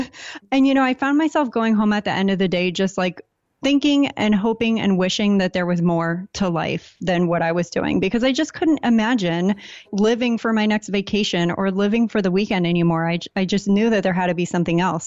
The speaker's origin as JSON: {"language": "English", "town": "San Diego", "region": "California", "country": "United States", "tie": "born or raised there", "also_born_or_lived": "Portland, Maine", "moved": "as an adult", "said": "I grew up in San Diego, very typical, like, go to school, get a job."}